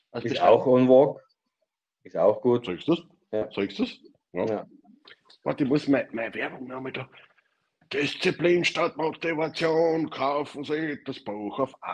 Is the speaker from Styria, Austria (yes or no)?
yes; Styria, Austria; also born or lived in Vienna; now in Carinthia, Austria; Ich komme aus der Steiermark, war fünf Jahre in Wien und lebe jetzt in Kärnten. Ich kann nicht schön sprechen.